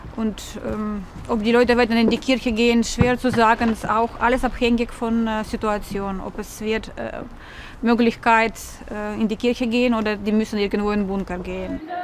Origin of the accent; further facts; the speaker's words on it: Ukraine; German is a second language; now in Ludwigshafen, Germany; wir als Ukrainer